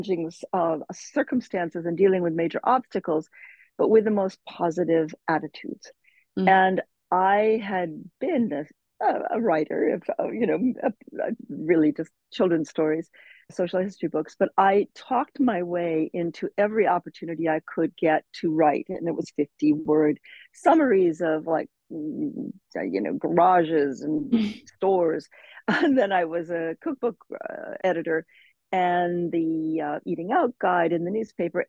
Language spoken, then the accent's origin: English; Cedar Rapids, Iowa, United States; moved away as an adult; also born or lived in London, United Kingdom / Nairobi, Kenya; now in Malibu, United States; growing up in Cedar Rapids, Iowa, where I grew up